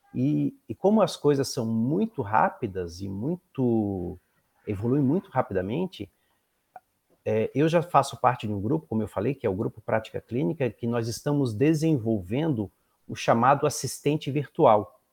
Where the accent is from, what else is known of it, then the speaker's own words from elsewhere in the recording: Florianópolis, Santa Catarina, Brazil; moved away as an adult; now in Pinhais, Brazil; Eu sou natural de Florianópolis